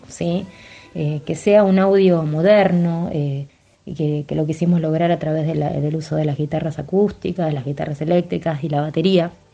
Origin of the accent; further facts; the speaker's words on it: Saladillo, Buenos Aires Province, Argentina; now in La Plata, Argentina; Saladillo, en mi ciudad natal